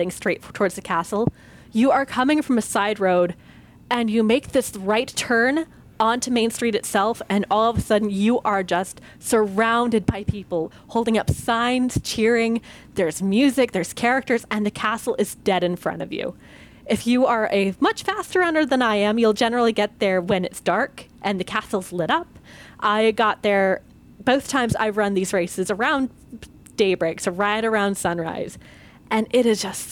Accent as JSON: {"language": "English", "region": "Southern California", "country": "United States", "tie": "born or raised there", "moved": "yes", "said": "I was born and raised in Southern California, so I grew up going to Disneyland all the time. And even though I don't live in the area anymore"}